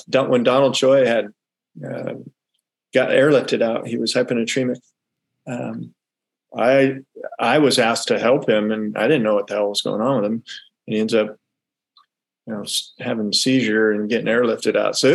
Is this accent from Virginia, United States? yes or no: no; California, United States; Yeah, so we grew up primarily in the Bay Area. We moved around a lot. My dad was in the Air Force.